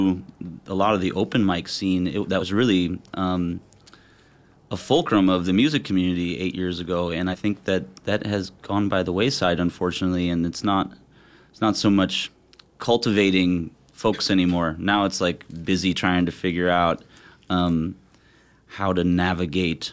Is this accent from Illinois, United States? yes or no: yes; Chicago, Illinois, United States; moved away as an adult; also born or lived in Indianapolis; now in Portland, United States; I born and raised in Chicago